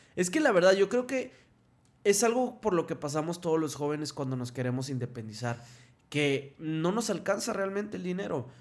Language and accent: Spanish; Ciudad Victoria, Tamaulipas, Mexico; moved away as an adult; also born or lived in Mexico City; now in Monterrey, Mexico; yo soy de Ciudad Victoria